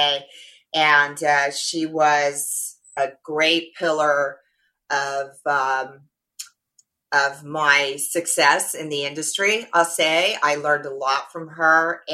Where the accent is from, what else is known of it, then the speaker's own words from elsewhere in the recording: Orange, California, United States; also born or lived in Los Angeles, California / Las Vegas, Nevada; I was originally from Orange County, Orange, California, Southern California girl. I grew up with a whole lot of brothers.